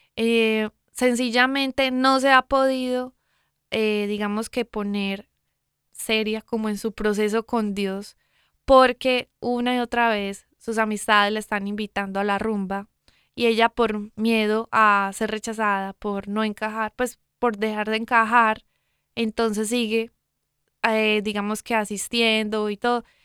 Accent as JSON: {"language": "Spanish", "town": "Medellín", "region": "Antioquia", "country": "Colombia", "moved": "yes", "said": "de donde vengo yo, de Medellín, Colombia."}